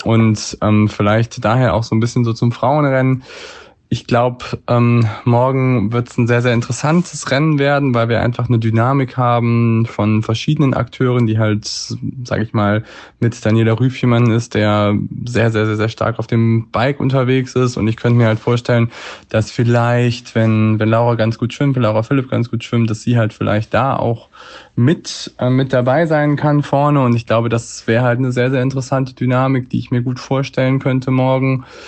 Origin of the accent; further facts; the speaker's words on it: Hamburg, Germany; in meiner Heimatstadt in Hamburg